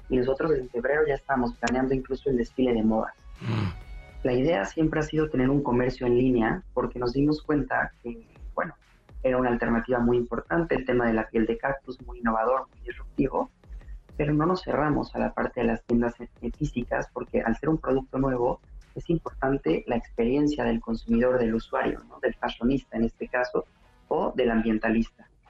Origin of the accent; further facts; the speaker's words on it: Puebla, Mexico; moved away as an adult; also born or lived in Italy; now in Barcelona, Spain; soy poblano, orgullosamente. Bueno, soy mexicano y español, tengo las dos nacionalidades